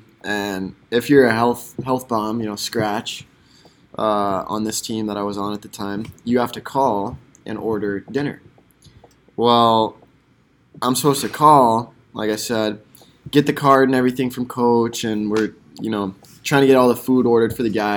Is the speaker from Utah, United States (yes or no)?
yes; Utah, United States; I'm from Utah